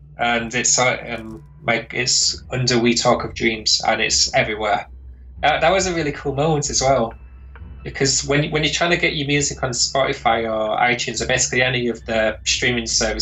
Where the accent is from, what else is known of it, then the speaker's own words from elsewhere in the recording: Lancaster, North West England, United Kingdom; moved away as an adult; also born or lived in Glasgow, Scotland; I moved from Lancaster in Northern England to Glasgow in Scotland